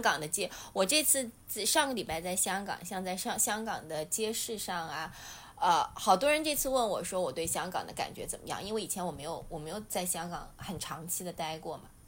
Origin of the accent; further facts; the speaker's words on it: China; 我们中国人